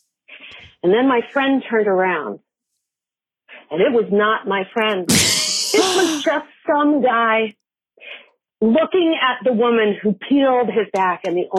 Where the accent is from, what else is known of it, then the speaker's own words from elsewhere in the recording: Denver, Colorado, United States; I grew up in Denver, Colorado.